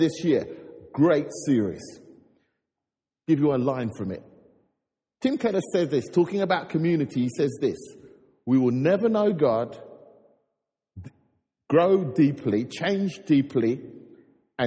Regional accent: London, United Kingdom; I grew up in North London

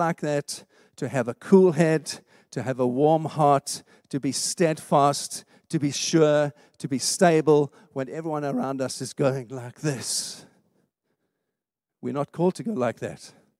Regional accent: South Africa; now in United Kingdom; When I grew up in South Africa, I never felt like I belonged there. Never. I'm not being unpatriotic. I just never felt it was my home. And you know what? I've been living here in the UK for 20 years

